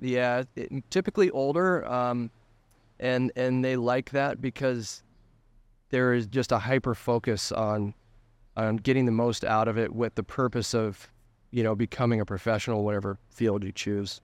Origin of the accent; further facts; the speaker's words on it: Denver, Colorado, United States; I grew up in Denver, Colorado